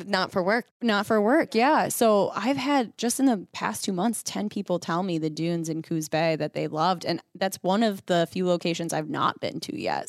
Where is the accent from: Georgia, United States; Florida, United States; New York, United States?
New York, United States; Western; I grew up in the Northeast Coast. So I think that's why I like it because it feels very true to Western New York where I grew up